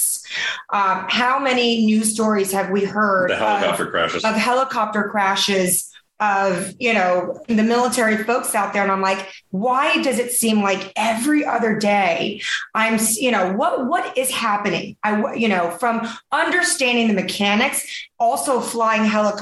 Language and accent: English; Taiwan; moved away; I'm from Taiwan originally